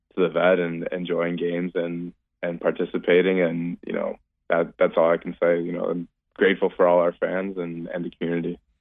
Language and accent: English; Canada; growing up in Canada